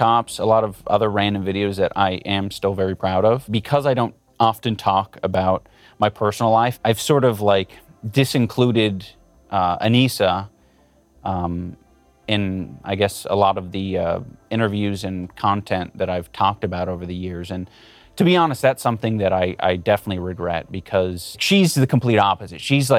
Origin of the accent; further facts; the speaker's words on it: California, United States; I grew up in Southern California. I have an older sister.